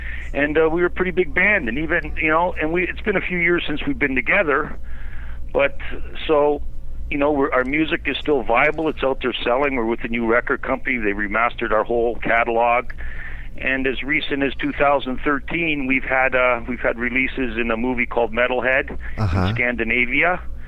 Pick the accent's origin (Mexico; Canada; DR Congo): Canada; I'm Canadian my whole life